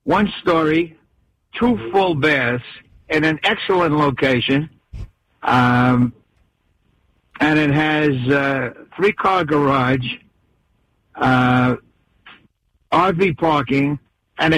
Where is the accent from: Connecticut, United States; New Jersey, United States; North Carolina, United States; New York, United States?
New York, United States; New York City; moved away; I'm from the Bronx, but I lived here 40 years